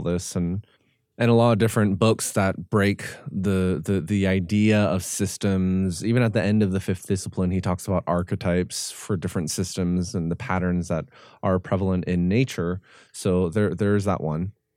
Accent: Canada; I'm Korean Canadian

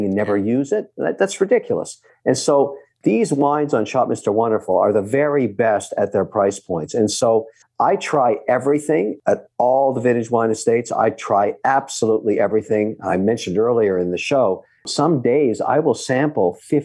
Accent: Phnom Penh, Cambodia; moved away; when I was growing up in Phnom Penh, Cambodia, which was a French colony for a long time

